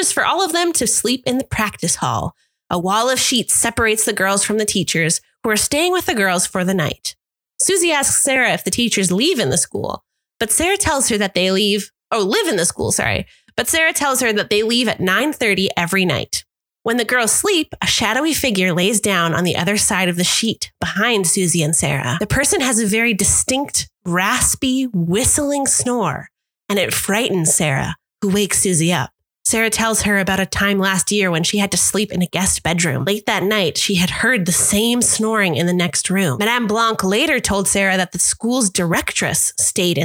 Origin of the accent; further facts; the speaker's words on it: Canada; accent: Canadian; a very Canadian accent